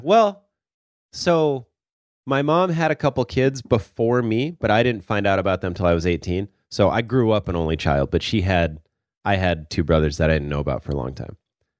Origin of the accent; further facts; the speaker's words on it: Torrance, California, United States; I go, nah, I'm from Torrance. I said it.